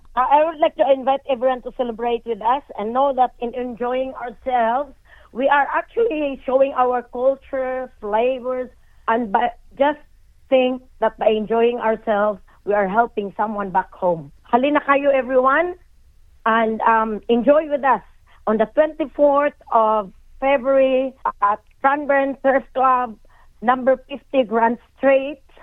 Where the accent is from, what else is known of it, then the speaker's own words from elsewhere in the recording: Philippines; moved away as an adult; now in Australia; I'm a Filipino by heart and I will always be a Filipino